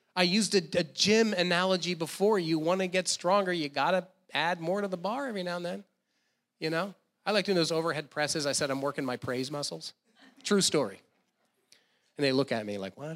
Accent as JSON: {"language": "English", "region": "New Jersey", "country": "United States", "tie": "born or raised there", "said": "I grew up in New Jersey"}